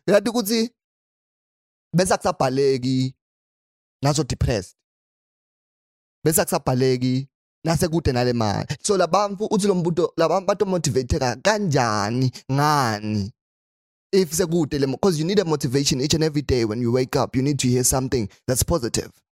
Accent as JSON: {"language": "English", "country": "Eswatini", "said": "I'm from Swaziland"}